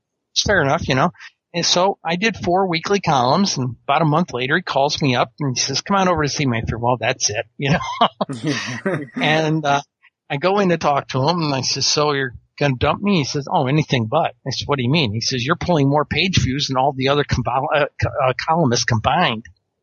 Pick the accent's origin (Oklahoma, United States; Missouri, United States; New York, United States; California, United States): New York, United States; I was reading these interesting accounts, particularly in my home state of New York.